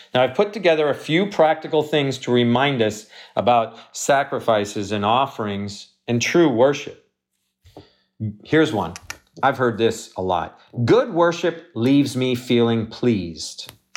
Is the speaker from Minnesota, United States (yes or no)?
no; Wisconsin, United States; moved away; I grew up in Wisconsin